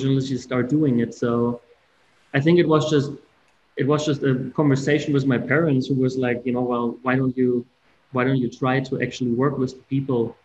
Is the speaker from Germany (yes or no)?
yes; Berlin, Germany; English is a second language; moved away as an adult; now in Winston-Salem, United States; I'm originally from Germany. So I'm born and grew up in Berlin